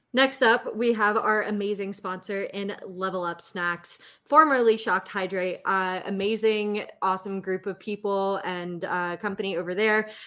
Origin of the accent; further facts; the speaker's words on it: Clayton, North Carolina, United States; I grew up in the Clayton area, uh, first 18 years of my life